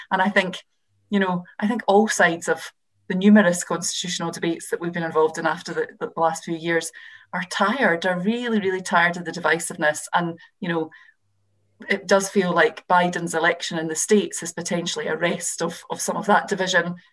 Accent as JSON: {"language": "English", "region": "Scotland", "country": "United Kingdom", "said": "I'm obviously a Scottish MP. The situation in Scotland was even more stark."}